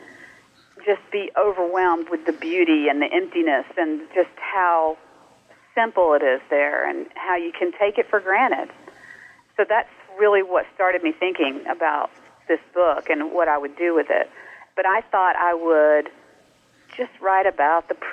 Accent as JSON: {"language": "English", "region": "North Carolina", "country": "United States", "tie": "born or raised there", "also_born_or_lived": "Mississippi", "moved": "yes", "lives_now": "California, United States", "said": "I grew up in North Carolina"}